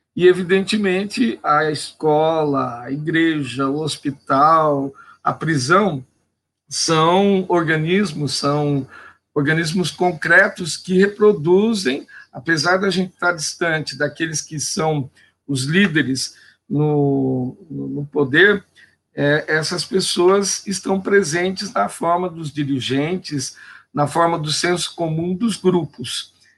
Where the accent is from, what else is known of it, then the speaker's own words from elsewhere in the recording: Indaiatuba, São Paulo, Brazil; Eu sou nascido aqui em Dayatuba